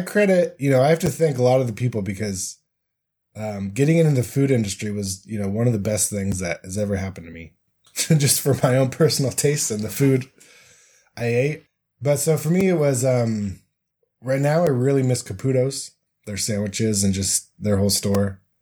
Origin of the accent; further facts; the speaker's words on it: Colorado, United States; now in Salt Lake City, United States; growing up in Colorado